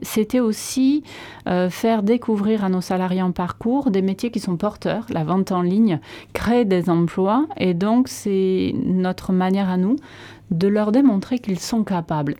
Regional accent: Landes, Nouvelle-Aquitaine, France; also born or lived in Chalosse; je suis landaise

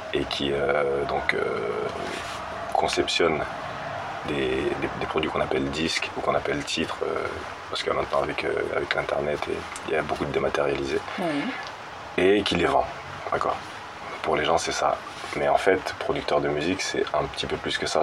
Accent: Maurepas, Île-de-France, France; now in Élancourt, France; je suis pas d'Elancourt, je suis de Morpa, juste à côté, aux Friches, le quartier des Friches

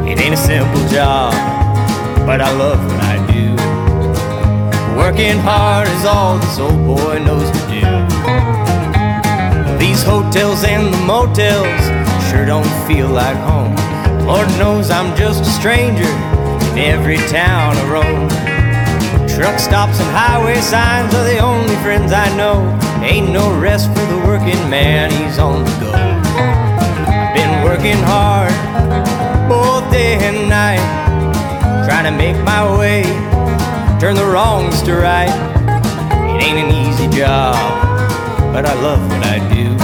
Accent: California, United States; now in Texas, United States; I'm an American country music singer uh, from California, and I live currently in Texas.

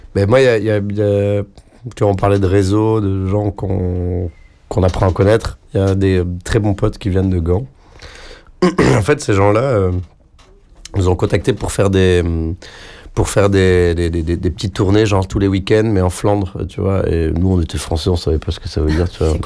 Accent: south of France, France; now in Brussels, Belgium; je viens du sud de la France mes grands-parents parlent catalan

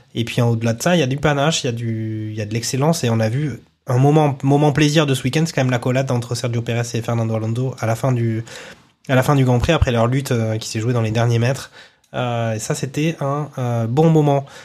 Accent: Toulouse, Occitania, France; quand on est toulousain

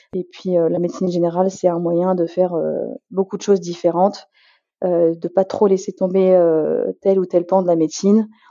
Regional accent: Essonne, Île-de-France, France; moved away as an adult; now in Creuse, France; je suis originaire de l'Essonne

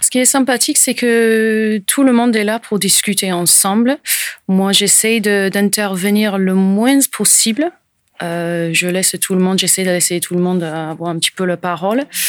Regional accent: Portsmouth, South East England, United Kingdom; first language English; French is a second language; moved away as an adult; also born or lived in French Alps; now in Landes, France; je suis anglaise, je suis euh, de Portsmouth, au sud de l'Angleterre, où j'ai vécu euh, jusqu'à à peu près 2001

